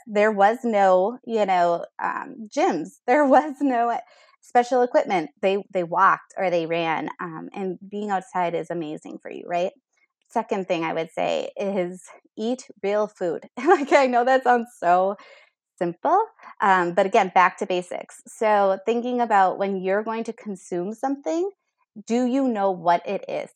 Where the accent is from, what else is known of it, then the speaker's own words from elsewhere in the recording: Minnesota, United States; I'm from Minnesota here, a homegrown girl.